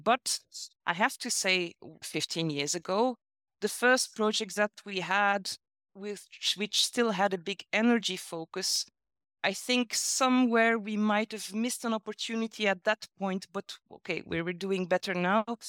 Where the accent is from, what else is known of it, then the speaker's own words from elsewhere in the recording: Belgium; now in Brussels, Belgium; I come from Belgium